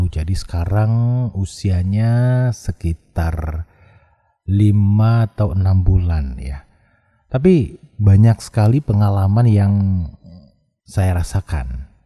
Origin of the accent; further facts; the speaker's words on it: Padang, West Sumatra, Indonesia; saya asalnya dari Padang, profesi saya penyiar